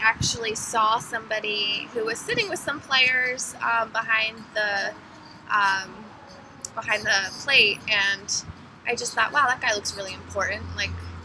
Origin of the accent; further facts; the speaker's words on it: Philadelphia, Pennsylvania, United States; also born or lived in East Carolina; I grew up in Philadelphia, or outside of Philadelphia in the suburbs